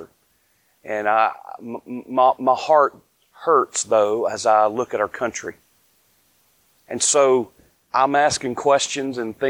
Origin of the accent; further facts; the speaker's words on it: North Carolina, United States; I'm from the South. Born, raised here in North Carolina